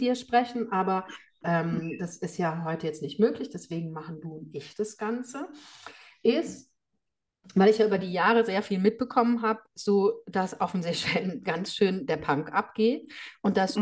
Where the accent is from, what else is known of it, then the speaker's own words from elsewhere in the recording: Germany; bei uns in Deutschland